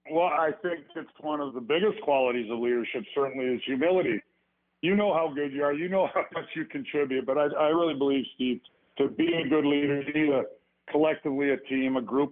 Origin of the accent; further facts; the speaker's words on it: Edmonton, Alberta, Canada; I grew up with him in Edmonton, Alberta